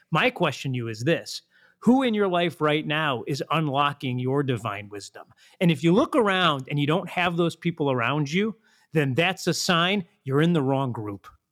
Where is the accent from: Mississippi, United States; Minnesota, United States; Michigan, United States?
Michigan, United States; Detroit; I grew up in Detroit